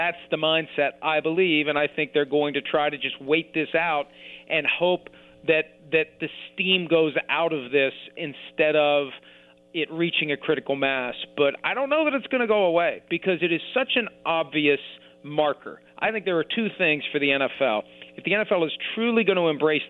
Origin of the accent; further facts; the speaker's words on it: West Virginia, United States; I grew up in West Virginia, so probably one of the places least likely to have a cult following of the English